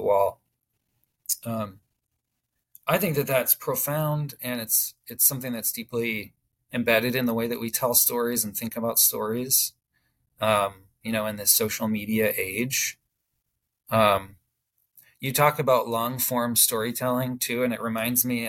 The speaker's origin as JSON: {"language": "English", "country": "United States", "said": "as Americans, we partake in that and we've been shaped by it"}